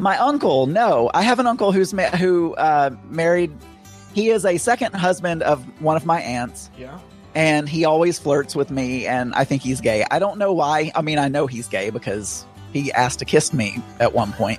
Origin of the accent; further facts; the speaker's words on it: Bradley County, Arkansas, United States; moved away; my hometown we had a festival called the Pink Tomato Festival because we were known for Bradley County